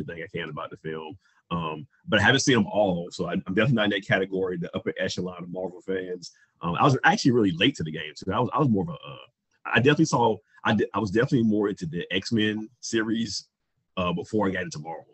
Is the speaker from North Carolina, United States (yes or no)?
yes; Roanoke Rapids, North Carolina, United States; moved away; my hometown, well, not my hometown, but my home area of Roanoke Rapids, North Carolina